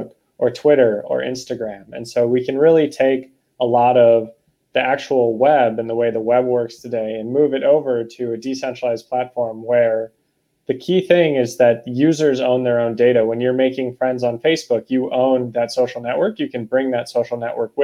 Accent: Boston, Massachusetts, United States; I'm from Boston

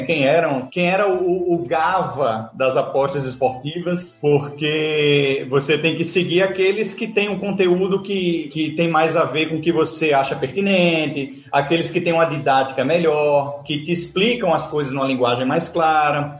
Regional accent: Natal, Rio Grande do Norte, Brazil; Eu sou de Natal, Rio Grande do Norte

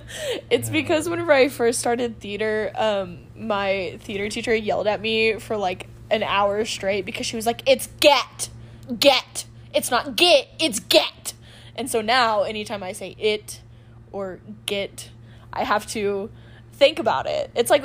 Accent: Texas, United States; accent: Texas; That's because I try to lose my Texas accent.

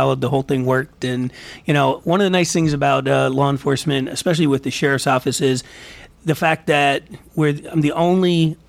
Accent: Kutztown, Pennsylvania, United States; also born or lived in Greenwich Township, Pennsylvania; now in Spring Township, United States; Born and raised in the Kutztown area

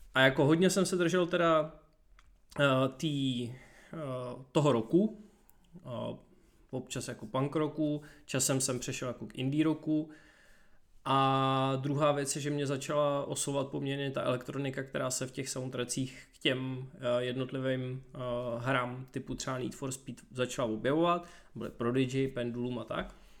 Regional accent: Děčín, Ústí nad Labem Region, Czechia; já jsem z Děčína původem

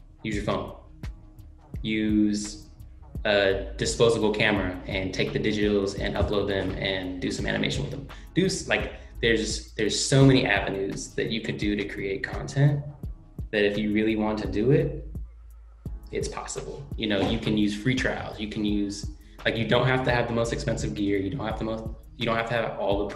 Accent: Oakland, California, United States; I grew up in Oakland

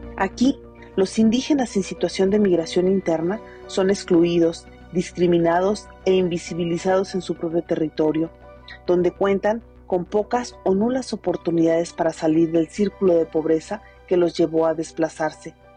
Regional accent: Mexico; Como sociedad mexicana

